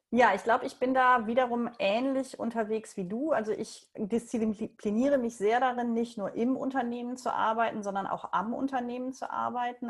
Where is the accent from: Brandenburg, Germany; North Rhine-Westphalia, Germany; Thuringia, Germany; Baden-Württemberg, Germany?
North Rhine-Westphalia, Germany; Leverkusen; moved away as an adult; also born or lived in Buenos Aires, Argentina; Ich bin in Leverkusen geboren und aufgewachsen